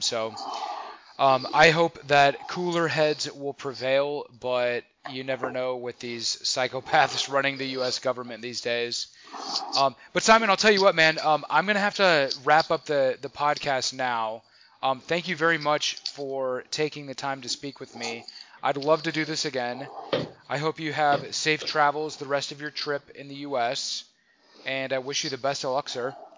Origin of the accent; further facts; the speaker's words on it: United States; I say that as an American.